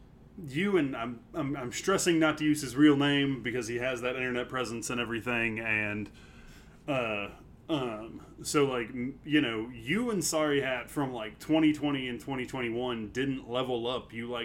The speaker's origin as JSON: {"language": "English", "town": "Woodfield", "country": "United States", "tie": "born or raised there", "said": "I grew up in Woodfield. I grew up next to the Cumberland Hills"}